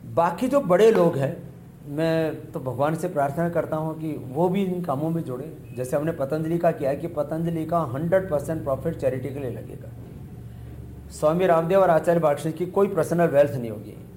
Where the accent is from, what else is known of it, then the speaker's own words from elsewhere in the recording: India; मैं भारत से हूँ